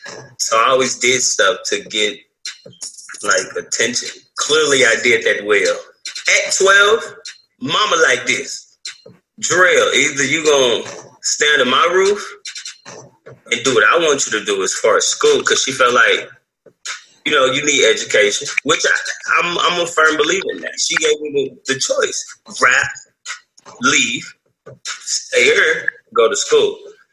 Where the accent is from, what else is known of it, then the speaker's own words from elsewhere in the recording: St. Louis, Missouri, United States; Growing up in St. Louis